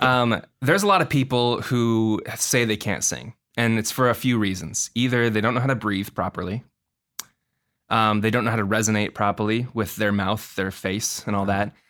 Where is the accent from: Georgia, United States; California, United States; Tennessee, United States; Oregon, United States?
Oregon, United States; Portland; moved away as an adult; also born or lived in Milwaukie-Oak Grove, Oregon; now in Los Angeles, United States; I'm from Portland, Oregon. Um, I was born and raised there